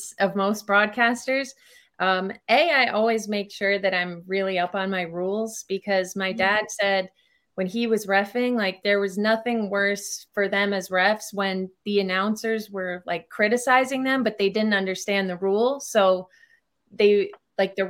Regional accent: White Plains, New York, United States; moved away as an adult; also born or lived in Chicago; born and raised in White Plains

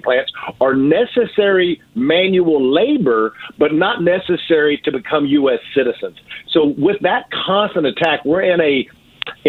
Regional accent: East Texas, United States; my personal story of growing up in East Texas

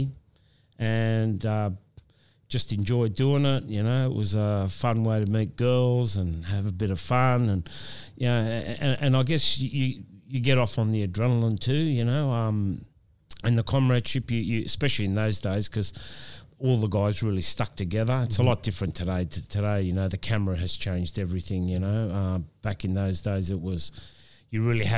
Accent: Australia; this is my hometown

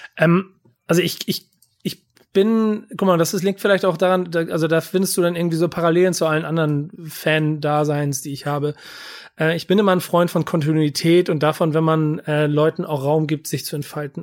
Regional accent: Hamburg, Germany; Ich bin Hamburger und ich bin auch durch und durch Hamburger

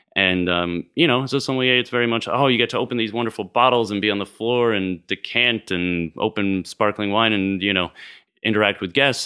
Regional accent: West Newbury, Vermont, United States; also born or lived in Worcester, Massachusetts; now in Houston, United States; I grew up in Vermont. I was born in Massachusetts, and Worcester, Mass.

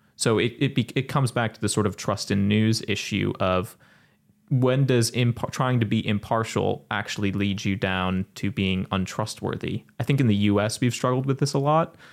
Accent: United States; I'm speaking as an American

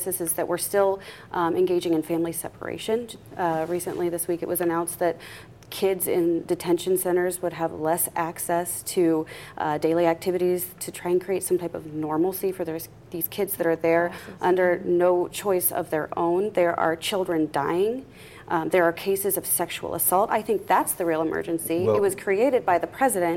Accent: Kokomo, Indiana, United States; I'm from Kokomo. So, you know, we've got a little, you know, city pocket, county seat of Howard County. Right. But I grew up in the middle of a number of cornfields

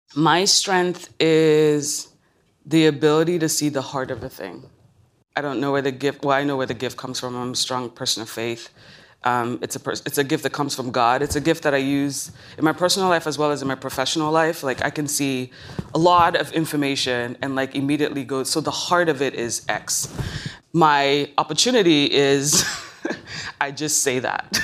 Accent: Lagos, Nigeria; moved away; I was born in Lagos, Nigeria

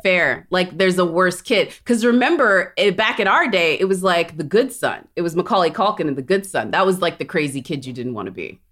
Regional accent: Corpus Christi, Texas, United States; I grew up in Corpus Christi, Texas

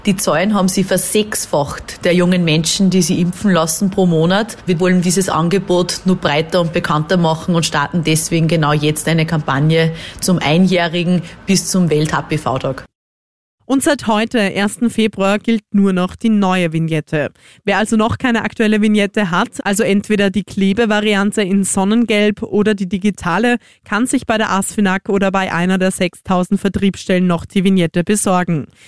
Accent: Austria; bei uns in Österreich

